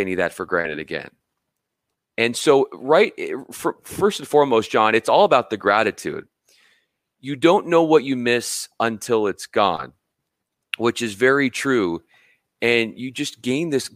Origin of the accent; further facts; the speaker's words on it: Los Angeles, California, United States; also born or lived in Spokane, Washington / Memphis, Tennessee; I came out here to LA where I'm from. I'm from Southern California